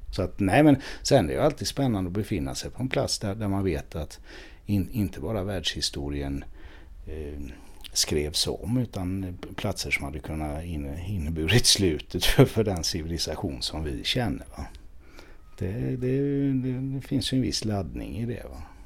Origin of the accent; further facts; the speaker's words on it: Sweden; som svensk